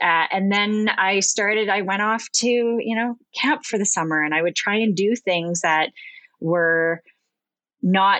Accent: Ontario, Canada; I'm from Ontario

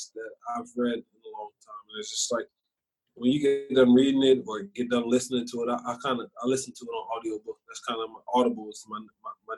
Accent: Philadelphia, Pennsylvania, United States; also born or lived in Scranton, Pennsylvania / Mesa; now in Texas, United States; I'm from Philly

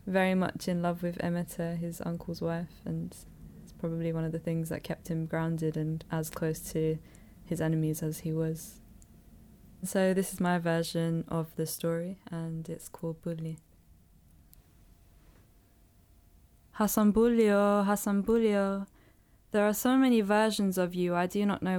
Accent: London, United Kingdom; I grew up in London

